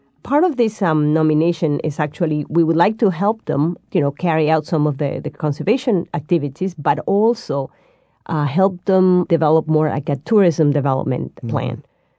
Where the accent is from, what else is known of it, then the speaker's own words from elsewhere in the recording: Peru; I mean, it's really hard for me to pick favorites, but I'm from Peru, and I'm going to start mentioning a few sites from Peru.